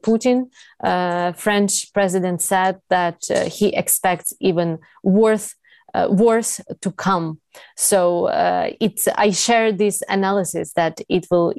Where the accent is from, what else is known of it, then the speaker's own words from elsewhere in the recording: Kyiv, Ukraine; I'm in the western part of Ukraine. I left Kyiv, my hometown.